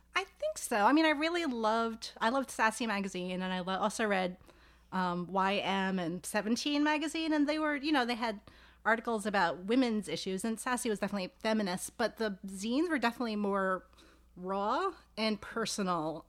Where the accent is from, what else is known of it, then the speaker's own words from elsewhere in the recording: New York City, New York, United States; now in Philadelphia, United States; I'm from New York City.